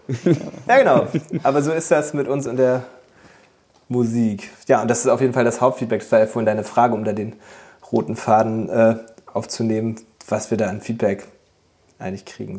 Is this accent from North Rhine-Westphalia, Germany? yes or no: no; Nienburg, Lower Saxony, Germany; also born or lived in Bremen; wir kommen ja aus Nienburg ursprünglich